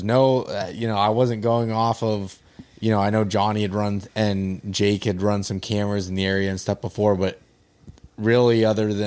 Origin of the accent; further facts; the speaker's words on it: Pennsylvania, United States; that's my home state